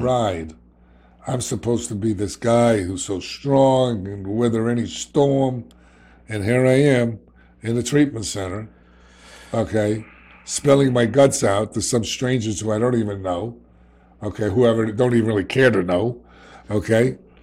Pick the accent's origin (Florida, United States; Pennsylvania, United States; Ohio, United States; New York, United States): New York, United States; New York City; accent: New York; I'm a kid from the South Bronx.